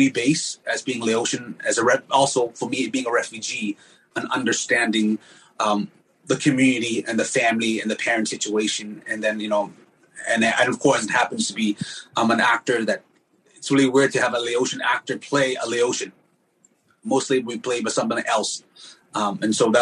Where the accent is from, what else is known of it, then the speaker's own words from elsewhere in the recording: Aurora, Illinois, United States; now in Fresno, United States; I grew up in Illinois, Oswego, Aurora